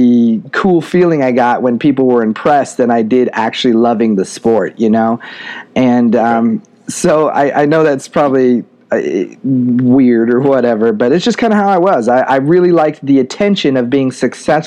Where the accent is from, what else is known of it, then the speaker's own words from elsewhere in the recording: Spokane, Washington, United States; My hometown, Spokane, Washington, is a very unique place